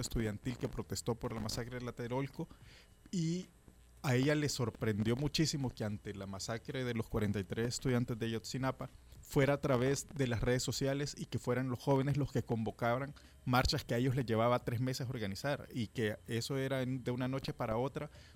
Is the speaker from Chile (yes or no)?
no; El Salvador; soy salvadoreño